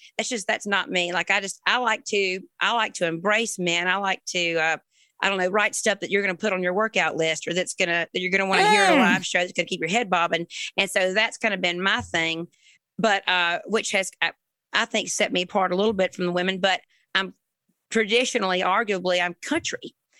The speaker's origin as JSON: {"language": "English", "town": "Springfield", "region": "Georgia", "country": "United States", "tie": "born or raised there", "also_born_or_lived": "Savannah, Georgia", "moved": "as an adult", "lives_now": "Nashville, United States", "said": "Born in Savannah, raised in a little town called Springfield, Georgia."}